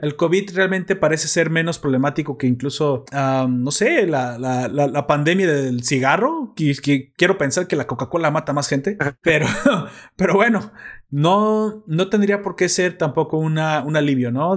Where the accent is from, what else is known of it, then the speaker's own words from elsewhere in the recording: Mexico; como ciudadano, como mexicano